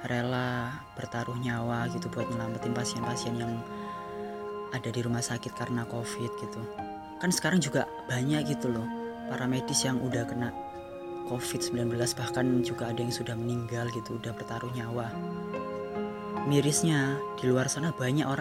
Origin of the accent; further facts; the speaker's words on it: Surabaya, East Java, Indonesia; accent: Surabaya Javanese; first language Javanese; Indonesian is a second language; karena bahasa Jawa itu bahasa ibuku lebih tepatnya bahasa Surabayaan lah soalnya aku orang Surabaya ketok kan medok